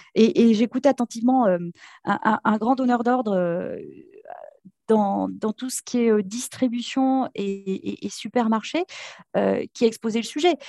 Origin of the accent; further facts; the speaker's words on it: Béarn, Nouvelle-Aquitaine, France; je suis originaire du Béarn